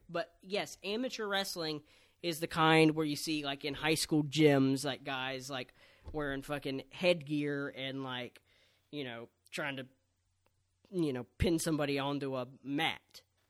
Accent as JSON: {"language": "English", "region": "the South", "country": "United States", "said": "I'm from the South, and I don't, you know, want to be the kind of person who's like, oh, the South gets discriminated against."}